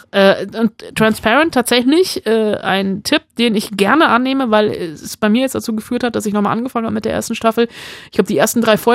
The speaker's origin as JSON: {"language": "German", "town": "Bonn", "region": "North Rhine-Westphalia", "country": "Germany", "tie": "born or raised there"}